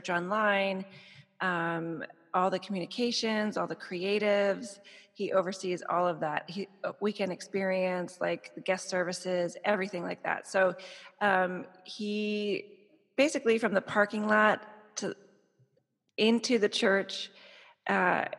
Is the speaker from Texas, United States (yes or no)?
no; New Jersey, United States; also born or lived in Chicago, Illinois; now in Miami, United States; I'm originally from New Jersey